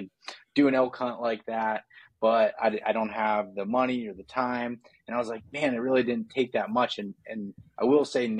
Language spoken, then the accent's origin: English; Pennsylvania, United States; I'm from Pennsylvania and grew up hunting whitetails in just kind of the middle of nowhere in the state